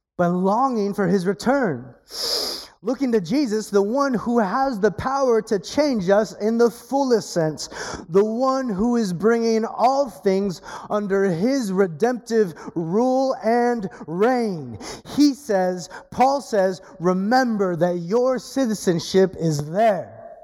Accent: California, United States; accent: Californian; I have an accent because I'm from California.

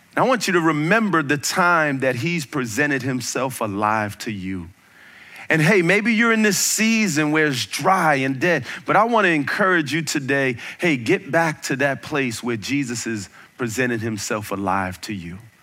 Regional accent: United States; I'm an American

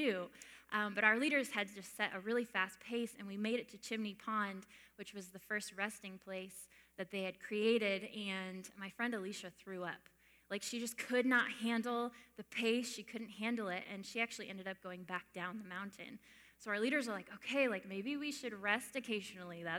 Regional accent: Maine, United States; moved away as an adult; also born or lived in Canada; I grew up in Maine. I was born and raised there.

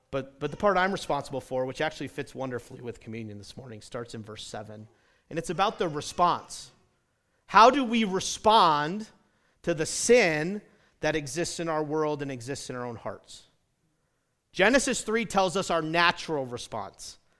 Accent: New England, United States; now in the American West; I grew up in New England where we had deer.

